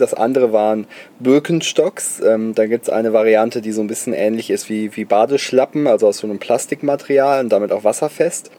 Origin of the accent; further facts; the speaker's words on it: Bonn, North Rhine-Westphalia, Germany; ich komme aus Bonn, da kommt Haribo her